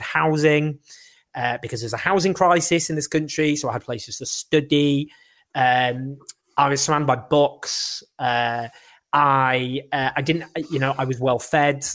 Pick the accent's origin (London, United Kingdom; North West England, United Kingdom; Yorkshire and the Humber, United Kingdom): North West England, United Kingdom; Stockport; I grew up in Stockport